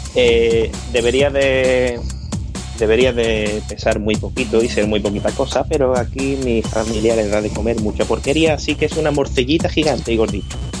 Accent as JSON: {"language": "Spanish", "town": "Seville", "region": "Andalusia", "country": "Spain", "said": "soy de Sevilla"}